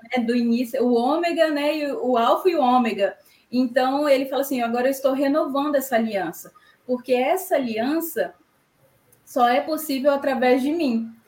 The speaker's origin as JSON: {"language": "Portuguese", "region": "Espírito Santo", "country": "Brazil", "said": "eu sou do Espírito Santo, moro na Serra"}